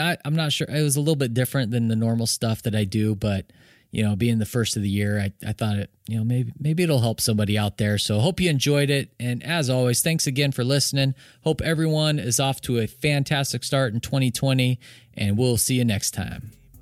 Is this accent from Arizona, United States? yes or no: yes; Arizona, United States; I'm from Arizona, love all the teams